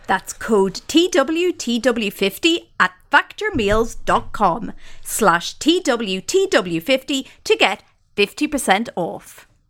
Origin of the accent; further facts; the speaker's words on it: Ireland; now in United Kingdom; an Irish person who lives in the U K